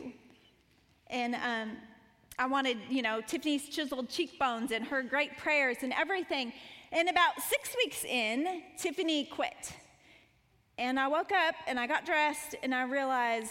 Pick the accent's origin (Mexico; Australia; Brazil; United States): United States; Montana; moved away as an adult; also born or lived in Colorado Springs; I grew up in Montana